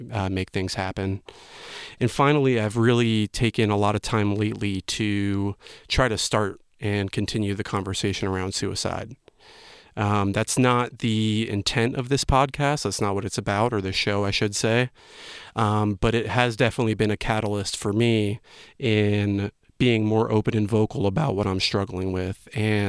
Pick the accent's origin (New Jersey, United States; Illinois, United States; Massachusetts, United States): New Jersey, United States; now in Asheville, United States; I was born and raised in New Jersey